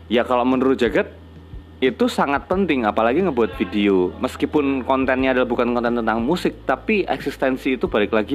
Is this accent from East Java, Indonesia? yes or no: yes; Surabaya, East Java, Indonesia; aku nggak mau yang menggebu-gebu bahwa aku orang Surabaya gitu loh.